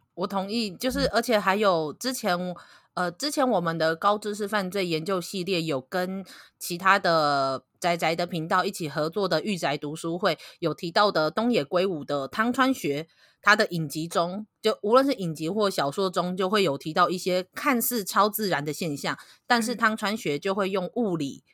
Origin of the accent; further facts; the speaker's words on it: Kaohsiung, Taiwan; 我是高雄人嘛